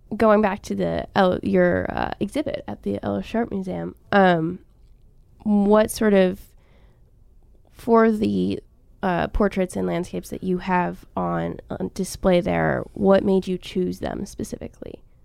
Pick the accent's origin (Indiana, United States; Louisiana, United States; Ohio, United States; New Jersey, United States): Ohio, United States; Cleveland; I'm from Cleveland